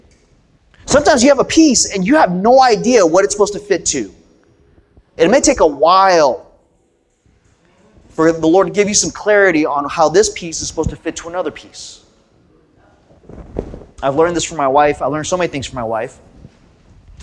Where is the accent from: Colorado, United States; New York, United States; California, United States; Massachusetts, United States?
California, United States; Southern; I grew up in Southern California. My parents were immigrants from Korea